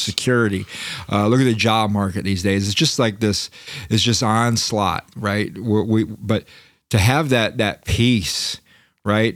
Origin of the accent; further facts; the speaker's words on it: Florida, United States; I'm from Florida